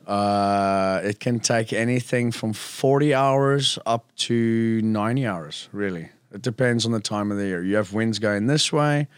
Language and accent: English; South Africa; now in Phuket, Thailand; being South African